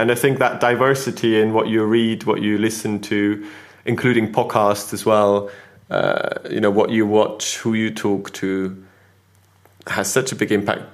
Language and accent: English; Switzerland; now in United Kingdom; growing up in Switzerland in school rarely talked or thought about uh, ethnicity